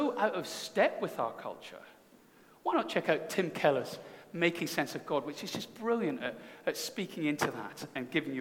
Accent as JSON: {"language": "English", "region": "Scotland", "country": "United Kingdom", "said": "as a Scotsman"}